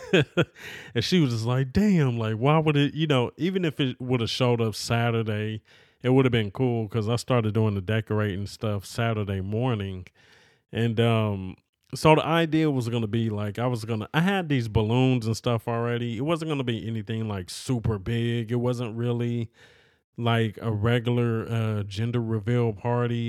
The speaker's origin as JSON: {"language": "English", "region": "California", "country": "United States", "tie": "born or raised there", "said": "I'm a person from California, bruh. You know, always lived in California"}